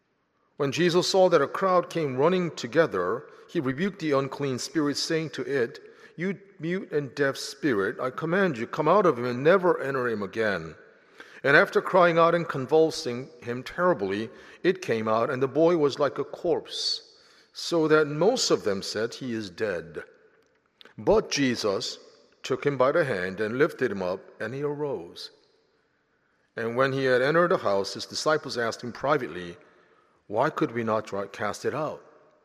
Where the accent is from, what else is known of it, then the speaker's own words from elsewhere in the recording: Philadelphia, Pennsylvania, United States; also born or lived in South Korea; now in Nashville, United States; So I was born in South Korea, grew up in Philadelphia, never traveled to Nashville until I came to interview for my job at Vanderbilt University.